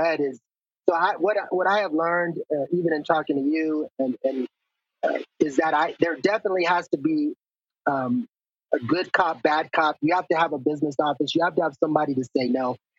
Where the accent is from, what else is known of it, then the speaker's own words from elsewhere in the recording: El Paso, Texas, United States; I grew up in El Paso